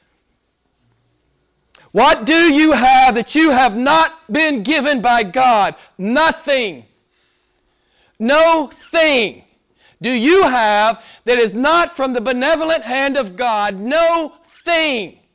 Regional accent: United States; moved away; I'm an American

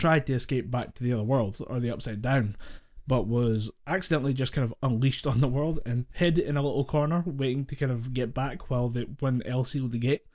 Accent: Scotland, United Kingdom; we're Scottish

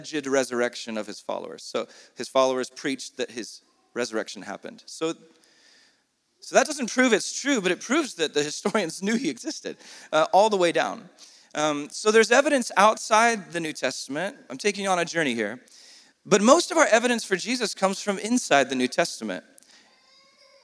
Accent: San Diego, California, United States; if I was born in Saudi instead of San Diego

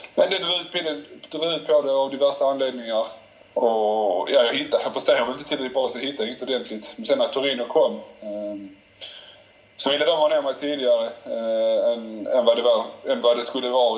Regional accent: Malmö, Skåne, Sweden; moved away as an adult; also born or lived in Turin; hela mitt liv kretsar kring Malmö. Eh, jag har alla min familj, alla mina vänner hemma i Malmö

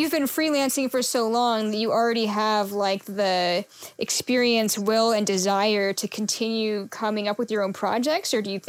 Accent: Seattle, Washington, United States; moved away; I'm originally from Seattle, so that would be what I call my hometown.

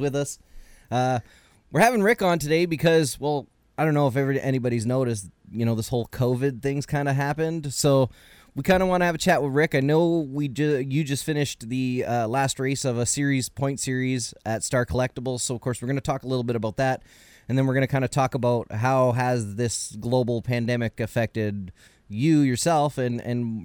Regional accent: Canada; I'm Canadian.

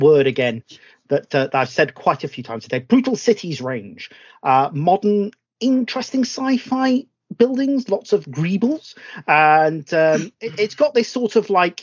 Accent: Suffolk, East of England, United Kingdom; the kind of buildings I grew up with in Suffolk

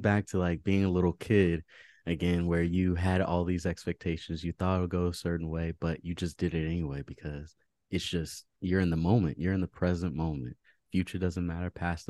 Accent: Maryland, United States; also born or lived in Fairfax, Virginia; So I was born in Virginia, Fairfax, Virginia. Shout out to everybody in Virginia right now, all the listeners. And I grew up in Maryland and went to school in DC.

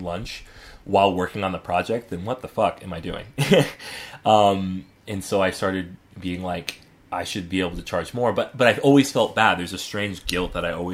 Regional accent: Atlanta, Georgia, United States; we were pretty well off growing up in the Atlanta suburbs

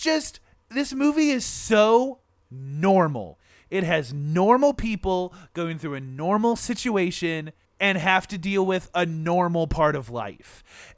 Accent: Michigan, United States; we're from Michigan and anywhere in Michigan, you know, there's a pier nearby

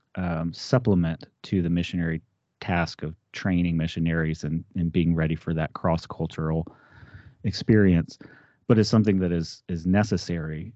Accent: Texas, United States; moved away as an adult; now in Ohio, United States; I grew up in Texas

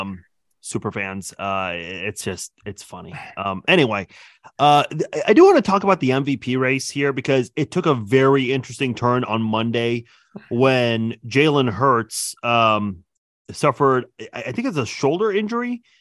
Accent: Iran; moved away; I'm originally from Iran

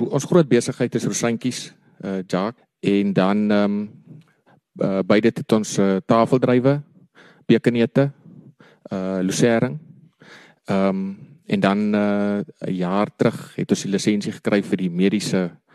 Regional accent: Kanoneiland, Northern Cape, South Africa; also born or lived in Stellenbosch / Upington; My oupa het in 1937 die eerste grond in Kanon Eiland gekoop ehm um, my pa daar groot geraak, ek het daar groot geraak

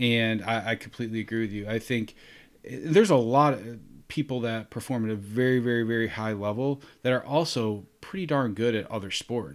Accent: Rochester, New York, United States; originally born and raised in Rochester, New York

